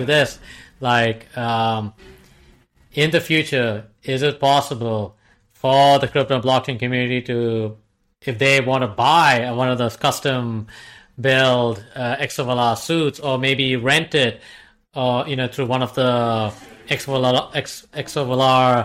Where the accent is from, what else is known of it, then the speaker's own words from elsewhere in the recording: Dubai, United Arab Emirates; moved away; also born or lived in United States; I was born and brought up in Dubai. I moved to the States, and I crash landed back to Dubai